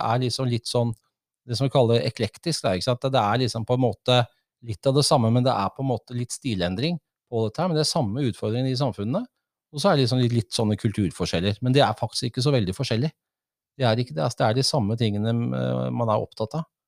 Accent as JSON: {"language": "Norwegian", "region": "Oslo", "country": "Norway", "moved": "as an adult", "lives_now": "Folldal, Norway", "said": "Jeg kom opprinnelig fra Oslo"}